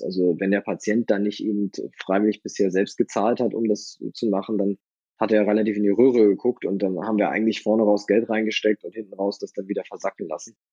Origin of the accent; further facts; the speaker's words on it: Northern Germany, Germany; also born or lived in Kiel; now in Berlin, Germany; bin ich aber wirklich eindeutig Küste. Ich komme ja aus dem Norden